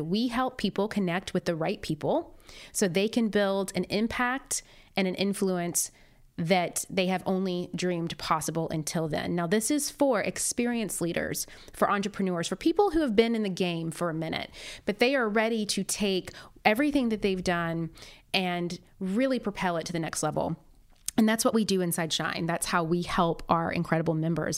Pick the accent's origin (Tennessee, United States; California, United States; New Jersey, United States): Tennessee, United States; Nashville; moved away as an adult; also born or lived in McMinnville, Tennessee / New York City; now in Los Angeles, United States; I am originally from a tea tiny town in Tennessee called McMinnville, but spent the better part of my childhood and teen years growing up in Nashville, Tennessee